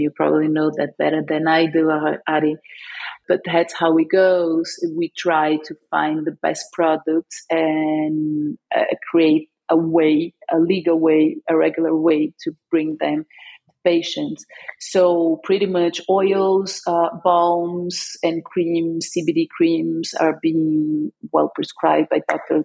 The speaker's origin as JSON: {"language": "English", "region": "São Paulo", "country": "Brazil", "moved": "yes", "lives_now": "Porto, Portugal", "said": "I am in Oporto, Portugal. I live here, uh, but I'm from Brazil, Sao Paulo."}